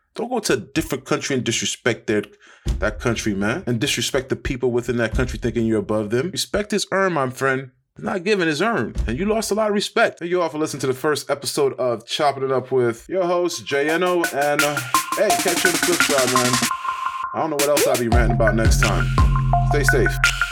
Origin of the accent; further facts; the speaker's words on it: United States; as an American